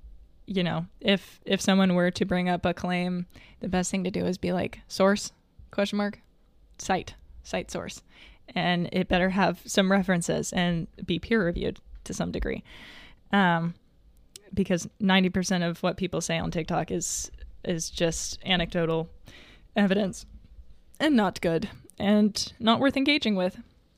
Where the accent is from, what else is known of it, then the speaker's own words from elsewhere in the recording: the South, United States; other than I was raised in the South and you're just like, as a general rule, not supposed to.